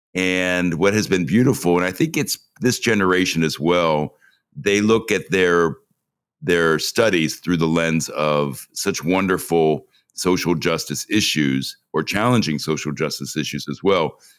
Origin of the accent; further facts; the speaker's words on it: Cincinnati, Ohio, United States; moved away as an adult; also born or lived in New York; growing up in Cincinnati